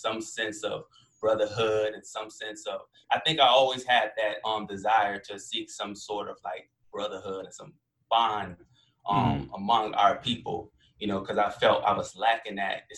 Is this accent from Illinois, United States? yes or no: yes; Chicago, Illinois, United States; now in Virginia, United States; I'm originally from Chicago. I moved to the South due to my father joining the military.